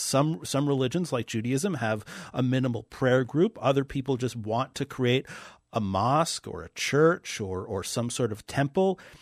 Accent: New York City, New York, United States; moved away as an adult; now in North Dakota, United States; I grew up in New York City. I've been in North Dakota now for, uh, almost, uh, twenty years

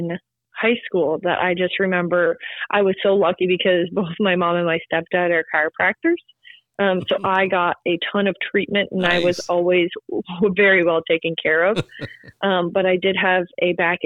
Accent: South Dakota, United States; I'm from South Dakota

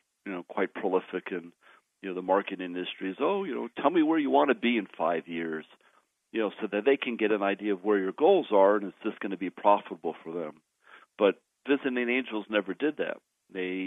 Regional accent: Southern California, United States; moved away as an adult; also born or lived in Arizona; now in Colorado, United States; I was raised in Southern California

